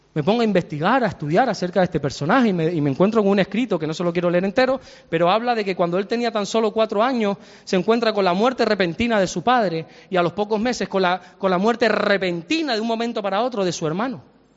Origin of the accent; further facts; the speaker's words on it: Santa Cruz de Tenerife, Canary Islands, Spain; also born or lived in Salamanca; yo soy salmantino, aunque me crié desde los tres años aquí, para, yo soy chicharrero, pero nací en Salamanca